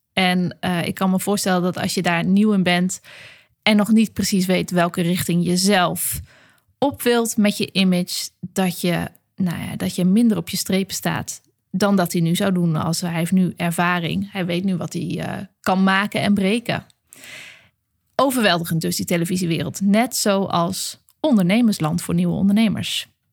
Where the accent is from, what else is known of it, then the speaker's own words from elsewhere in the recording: Groningen, Netherlands; ik ben natuurlijk een uit de Groninger, Groninger klei getrokken filosoof